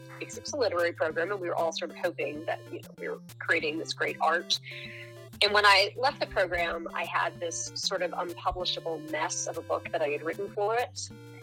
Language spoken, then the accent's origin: English; South Texas, United States; moved away as an adult; now in Pennsylvania, United States; I grew up in South Texas